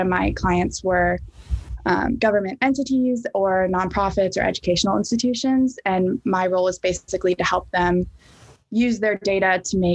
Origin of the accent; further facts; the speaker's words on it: Knoxville, Tennessee, United States; moved away as an adult; also born or lived in Birmingham, Alabama; now in Boston, United States; I'm originally from Knoxville, Tennessee, but I've been in the Boston area for the past year and a half now.